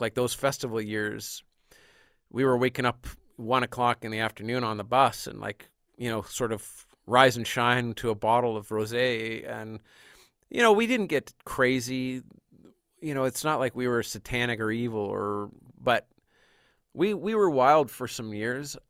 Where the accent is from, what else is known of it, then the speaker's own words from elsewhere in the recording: Canada; as a Canadian